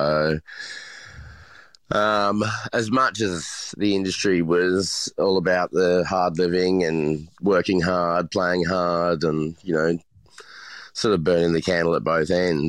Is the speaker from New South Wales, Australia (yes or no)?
no; Brisbane, Queensland, Australia; I'm from Brisbane originally, yeah.